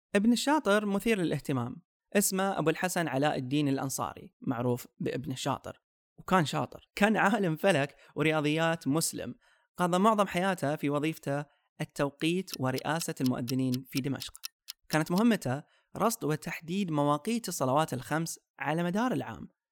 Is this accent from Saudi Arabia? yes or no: yes; Saudi Arabia; عندنا في السعودية